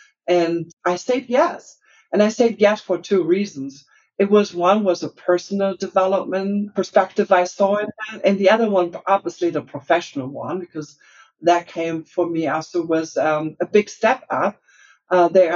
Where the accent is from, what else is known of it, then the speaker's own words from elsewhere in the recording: Germany; accent: German; English is a second language; moved away as an adult; also born or lived in Asia; now in Salt Lake City, United States; I am German and I grew up there and started also there my career.